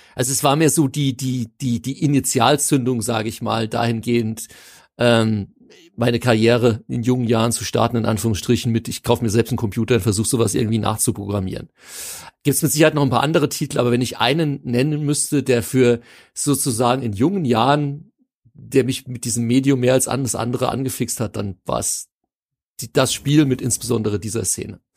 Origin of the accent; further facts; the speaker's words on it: Hanau, Hesse, Germany; für mich als gebürtiger Hanauer